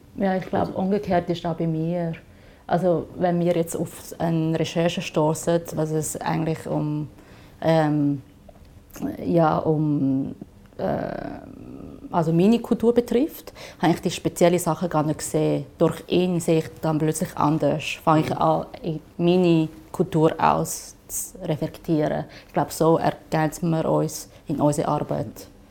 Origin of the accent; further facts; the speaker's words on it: Shanghai, China; also born or lived in Zurich; now in Switzerland; ich komme ursprünglich aus China, Shanghai und seit äh, 18 Jahren lebe ich da in der Schweiz